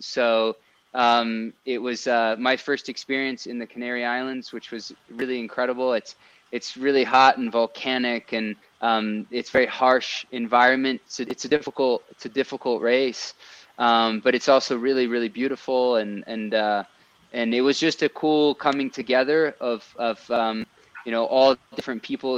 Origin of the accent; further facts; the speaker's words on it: France; now in Colorado, United States; growing up in France, I, I, kind of had a bit of a multicultural you know background